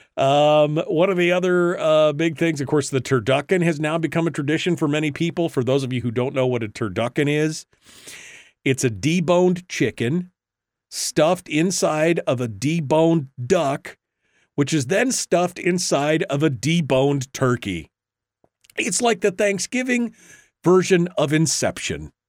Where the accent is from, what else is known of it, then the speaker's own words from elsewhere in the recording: Alaska, United States; I was born and raised in Alaska